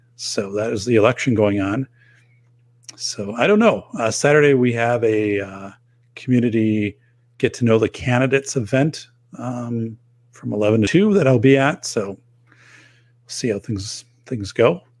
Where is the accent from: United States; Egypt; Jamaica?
United States; outside of Madison, Wisconsin; outside of Madison